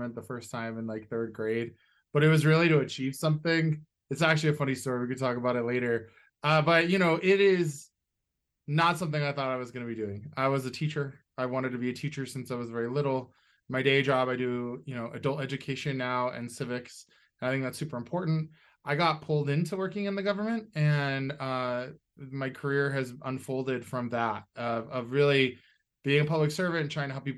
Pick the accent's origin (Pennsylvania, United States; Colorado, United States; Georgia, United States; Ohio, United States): Colorado, United States; Denver; I grew up in Barnum. I was born in St. Anthony's